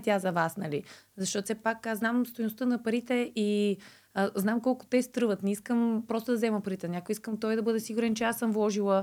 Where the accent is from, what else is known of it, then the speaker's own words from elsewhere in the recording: Blagoevgrad, Blagoevgrad Province, Bulgaria; Нося и поздрави от Благоевград, от моя роден край